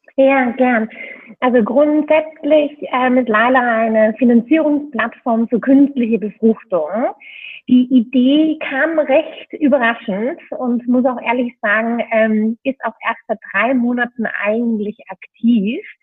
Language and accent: German; Vienna, Austria; moved away as an adult; now in Berlin, Germany; ich bin ursprünglich Wienerin, hoffentlich hört man es noch ein bisschen